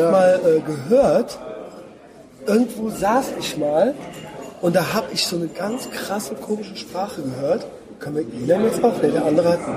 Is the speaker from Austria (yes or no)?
yes; Graz, Styria, Austria; in Graz, wo ich herkomme, das ist die Hauptstadt der Steiermark. Also Steiermark ist das mhm. Bundesland. Und das ist, wie gesagt, die zweitgrößte Stadt in Österreich.